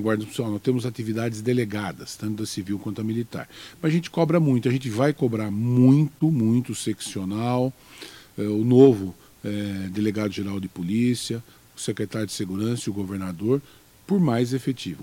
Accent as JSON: {"language": "Portuguese", "town": "Guararema", "region": "São Paulo", "country": "Brazil", "tie": "born or raised there", "also_born_or_lived": "Mogi das Cruzes", "said": "eu fui criado em Guararema, mas meio Guararema, meio Mogi, tá? É, né? Fui criado entre Guararema e Mogi"}